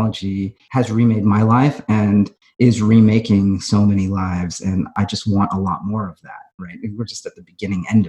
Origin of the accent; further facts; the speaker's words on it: Fremont, California, United States; I grew up in the Bay Area